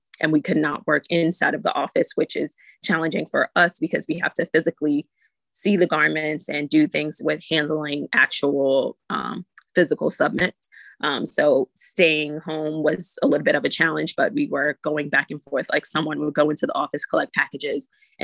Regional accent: New York City, New York, United States; also born or lived in Far Rockaway, New York; I'm from New York City, raised and born in the Bronx, and I live in Far Rockaway, New York

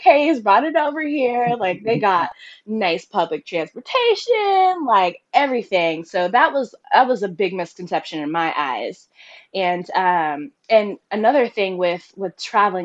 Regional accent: Cary, North Carolina, United States; moved away as an adult; also born or lived in Taiwan; I am from Cary, North Carolina

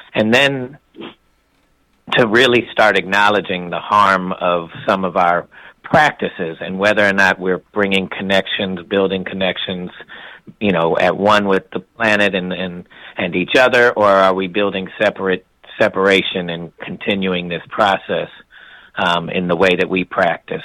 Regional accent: University City, Missouri, United States; I grew up in a community that was about 50% uh, white and 50% um, black

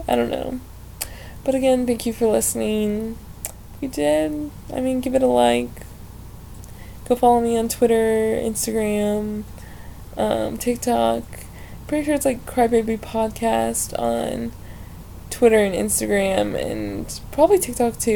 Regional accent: Ohio, United States; moved away as an adult; I'm originally from Ohio

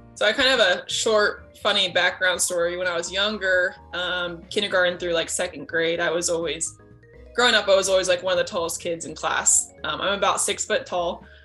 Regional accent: McPherson, Kansas, United States; also born or lived in Nebraska / Colorado / Oklahoma / Leavenworth, Kansas; I lived in McPherson since I was about four or five years old, um, somewhere around there. And so it basically was my home. Um, so not born there, but raised there all the way through grade school, um, K through 12

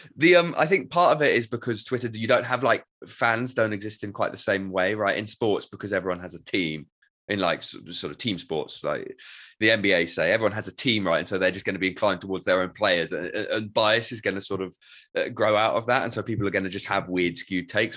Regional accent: United Kingdom; us being British

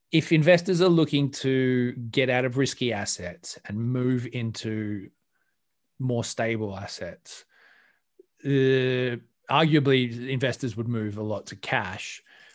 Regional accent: Australia; I'm Australian. Know? We don't. It's the sea shanty is not a thing.

